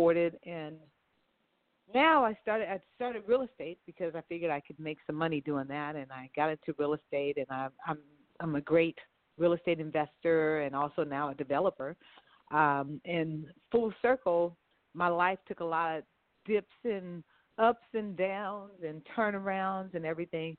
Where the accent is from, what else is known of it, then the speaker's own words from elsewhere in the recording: Los Angeles, California, United States; I'm from right here, Los Angeles, California. My family is from New Orleans, Louisiana, but I was the third of the kids being born, and I was born here in Los Angeles.